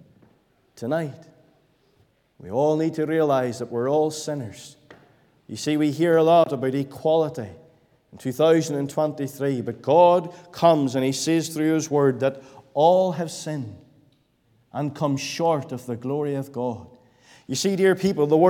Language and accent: English; Bellaghy, Northern Ireland, United Kingdom; I was born and raised in Balake